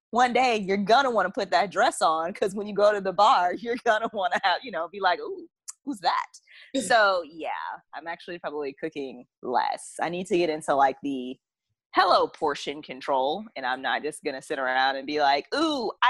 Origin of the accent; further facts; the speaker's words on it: the South, United States; so you can tell I'm from the South